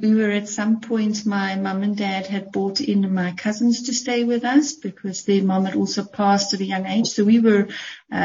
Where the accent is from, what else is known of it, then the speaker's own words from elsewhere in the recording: small town just outside Johannesburg, Gauteng, South Africa; moved away as an adult; now in Portugal; So I am originally South African. Yes. And I come from a very small town just outside of Johannesburg. Well-known little town, but a little town nevertheless. I lived there pretty much all my life